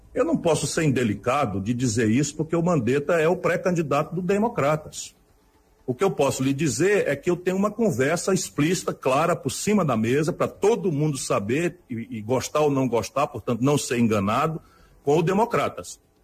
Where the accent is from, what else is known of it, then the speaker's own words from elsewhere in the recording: Ceará, Brazil; um cearense aqui de vizinho